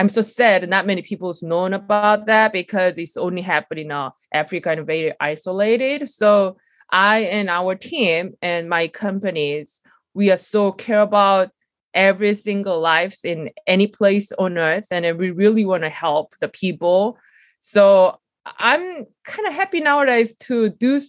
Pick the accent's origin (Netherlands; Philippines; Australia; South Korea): South Korea; I grew up a little bit of the rural area in Korea.